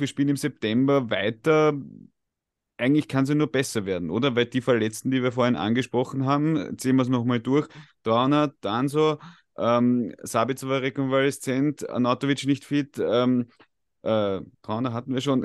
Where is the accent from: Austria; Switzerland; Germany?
Austria; wir als Österreicher